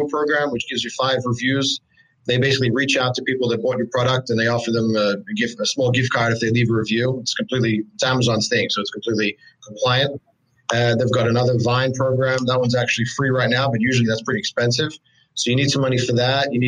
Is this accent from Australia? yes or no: yes; Australia; moved away as an adult; I'm actually from Australia. I don't know if you could pick it up in my accent. I've been here for a few years now, but I came from Australia